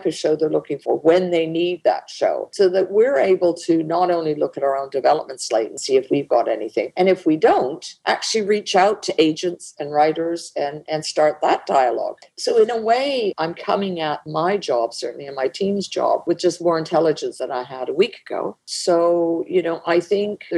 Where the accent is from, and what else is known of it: Canada